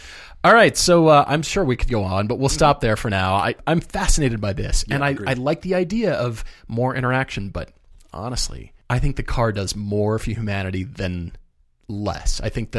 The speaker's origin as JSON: {"language": "English", "town": "Edina", "region": "Minnesota", "country": "United States", "tie": "born there", "said": "Hey, so, I was born in Edina. I've got a connection."}